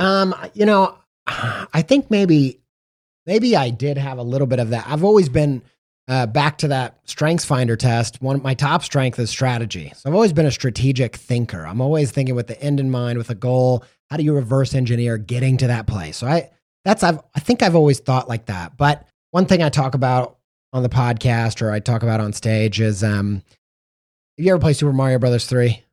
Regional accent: Indiana, United States; growing up in Indiana

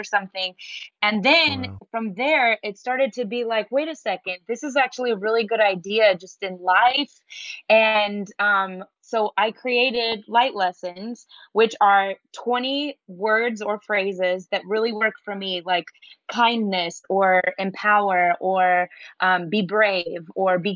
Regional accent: Denver, Colorado, United States; moved away; also born or lived in New York; I'm from Denver, Colorado, so it's dry climate

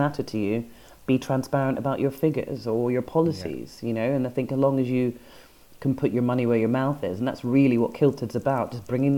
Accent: Edinburgh, Scotland, United Kingdom; I grew up in Edinburgh

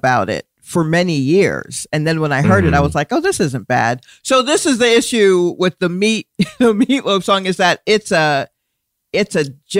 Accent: Stone Mountain, Georgia, United States; moved away as an adult; now in New York, United States; I grew up in Atlanta.

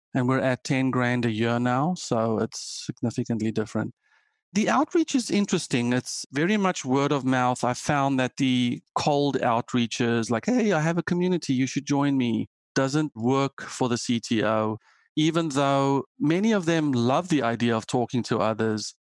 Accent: South Africa; moved away as an adult; also born or lived in Germany; now in United States; I am South African and grew up coding

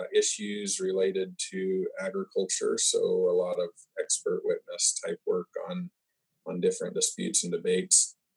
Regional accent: Northwest Oklahoma, United States; I'm from Northwest Oklahoma. I farm wheat, grain sorghum, among other things, sesame, recently soybeans, forage crops.

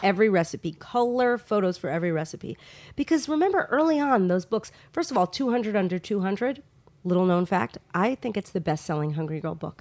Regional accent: Long Island, New York, United States; moved away; also born or lived in Los Angeles; Long Island, my hometown

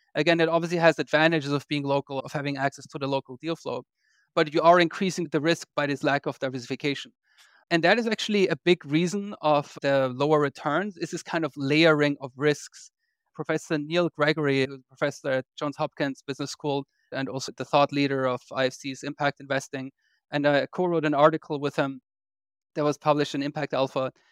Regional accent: Vienna, Austria; moved away as an adult; also born or lived in London, United Kingdom; now in United States; I grew up in Austria. I'm actually Austrian. I grew up in Vienna

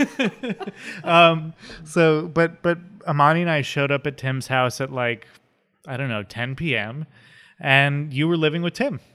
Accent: West Windsor, New Jersey, United States; also born or lived in Philadelphia, Pennsylvania / Bucks County, Pennsylvania / New York; I did actually grow up in New Jersey in a little town called West Windsor, which is across Route one from Princeton

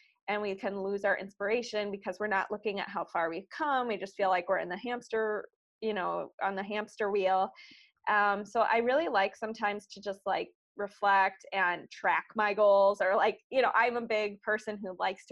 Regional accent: Chicago, Illinois, United States; moved away as an adult; also born or lived in Los Angeles; I'm originally from Chicago

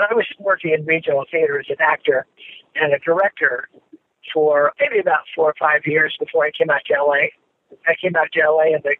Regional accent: Palo Alto, California, United States; just up in my hometown. I'm from Palo Alto, California.

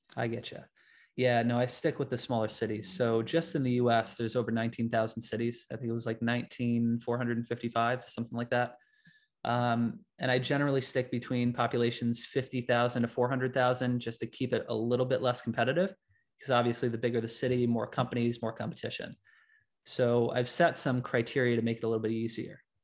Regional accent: Latham, New York, United States; I'm from Latham, New York.

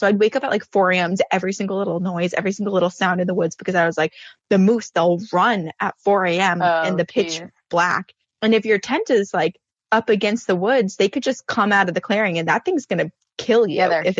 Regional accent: Vermont, United States; growing up in Vermont

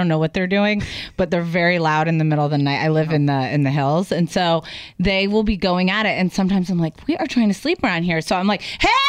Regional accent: the South, United States; Well, I grew up in the South and I was taught there was like alligators or crocodiles.

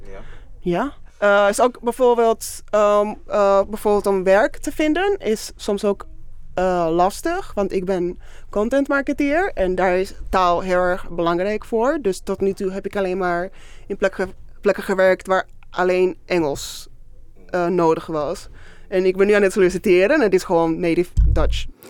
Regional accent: Málaga, Andalusia, Spain; moved away as an adult; also born or lived in Venezuela; now in Netherlands; En op mijn vijfde zijn we naar Zuid-Spanje verhuisd, naar Malaga.

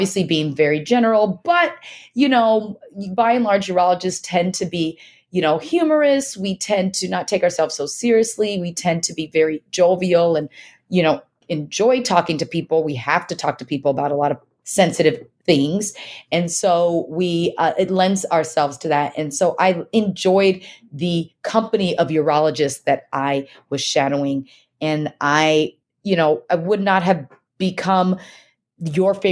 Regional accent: Texas, United States; also born or lived in Nigeria; I was born in Nigeria, so I'm an immigrant. My family is an immigrant family and raised predominantly in Texas

